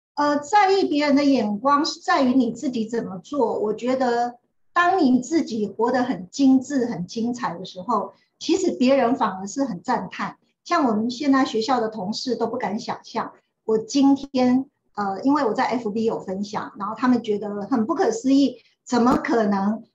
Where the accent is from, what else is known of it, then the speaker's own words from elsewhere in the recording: Xinyi / Zhongliao, Nantou County, Taiwan; 因为我爸爸是国中的老师，然后我住在信义国中的老师宿舍。那我爸爸搬到中寮国中，就住在中寮国中的老师宿舍